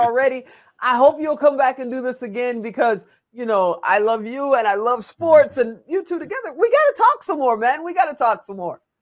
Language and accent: English; Chicago, Illinois, United States; I'm from Chicago